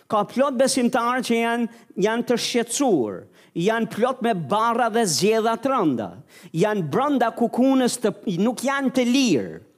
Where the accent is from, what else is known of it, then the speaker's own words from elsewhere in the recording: Albania; Unë e mora vesh si shqiptar